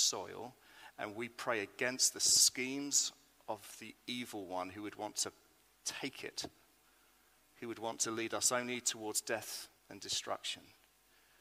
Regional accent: United Kingdom; I am British

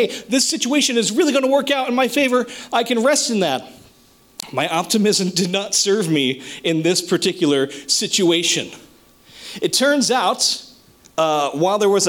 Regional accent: New Jersey, United States; moved away as an adult; now in Ocean County, New Jersey, United States; I grew up way, way, way up in North Jersey, the very boonies

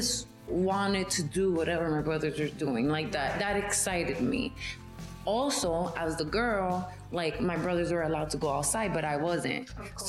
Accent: New York City, New York, United States; I'm from Brooklyn, born and raised. Bushwick

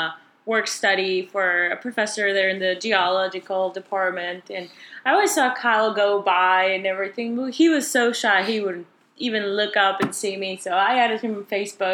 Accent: Chihuahua, Mexico; also born or lived in El Paso, Texas; now in Texas, United States; I'm actually from Chihuahua, Mexico.

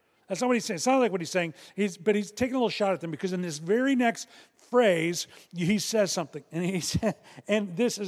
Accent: Chicago, Illinois, United States; I'm from Chicago

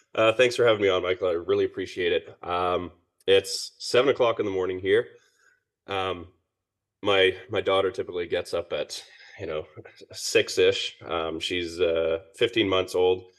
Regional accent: Perth, Western Australia, Australia; moved away as an adult; also born or lived in Ontario, Canada; now in British Columbia, Canada; I was born in Ontario, and then my family moved to Perth, Western Australia when I was seven. So I, I pretty much grew up there.

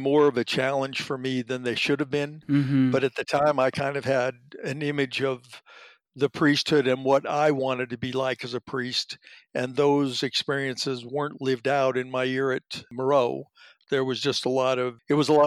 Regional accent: Denver, Colorado, United States; moved away as an adult; also born or lived in Indiana; now in Salem, United States; I was born in Denver, Colorado.

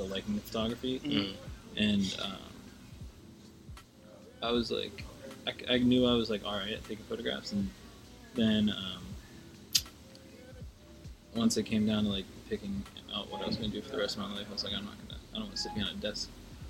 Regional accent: Bear, Delaware, United States; also born or lived in Wilmington, Delaware; I'm right outside. I'm from Delaware. It's like 45 minutes out.

